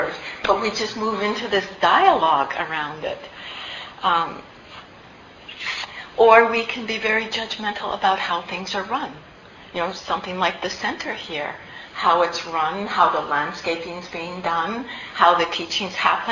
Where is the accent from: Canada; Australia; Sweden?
Canada; I'm actually Canadian